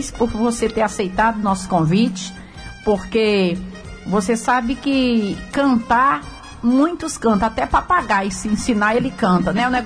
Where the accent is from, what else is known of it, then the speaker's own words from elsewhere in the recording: Ipu, Ceará, Brazil; eu sou de Ipu. Ipu, meu Ceará.